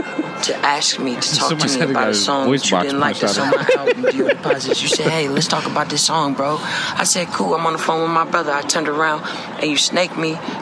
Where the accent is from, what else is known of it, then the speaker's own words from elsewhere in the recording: Oakland, California, United States; I'm a nigga from Oakland, California, Russ.